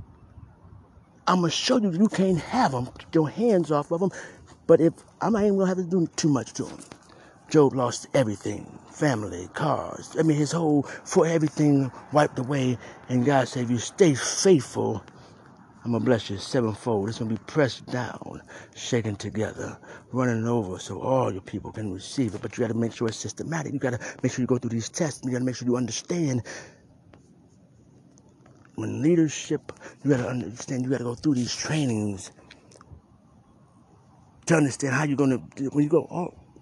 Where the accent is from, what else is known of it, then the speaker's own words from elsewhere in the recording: Cleveland, Ohio, United States; I'm from Cleveland Heights